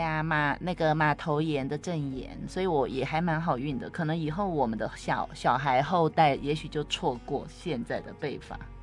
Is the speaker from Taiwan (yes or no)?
yes; Taiwan; 我们台湾的茶农也蛮厉害的